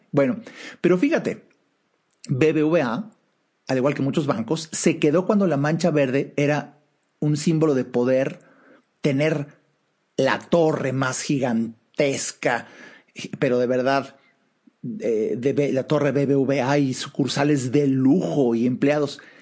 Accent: Mexico; hablo de México, soy mexicano, estoy en México

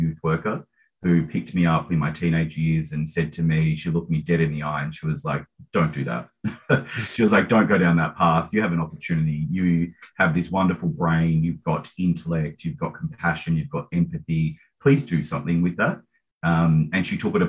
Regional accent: Mornington Peninsula, Victoria, Australia; I grew up in Housing Commission down on the Mornington Peninsula

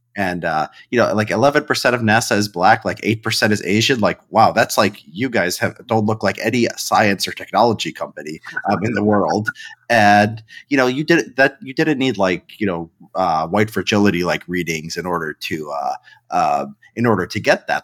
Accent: Chicago, Illinois, United States; now in Los Angeles, United States; I grew up in Chicago

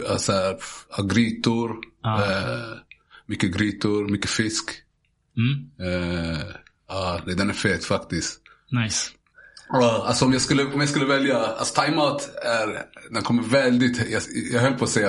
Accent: Zanzibar, Tanzania; Ja, men vi käkar, alltså vi käkade, jag kommer från Zanzibar.

